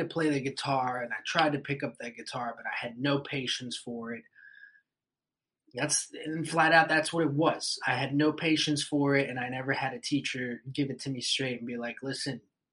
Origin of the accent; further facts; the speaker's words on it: Puerto Rico; we're from Puerto Rico